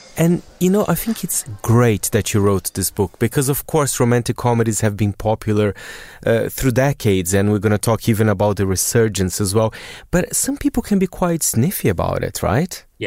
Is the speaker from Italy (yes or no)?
no; Brazil; I'm from Brazil